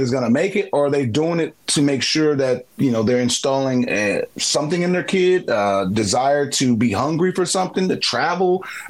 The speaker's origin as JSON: {"language": "English", "town": "Baltimore", "region": "Maryland", "country": "United States", "tie": "born or raised there", "said": "I grew up in Jackie Robinson YMCA. I grew up at Willie Henderson Park Recreation Center."}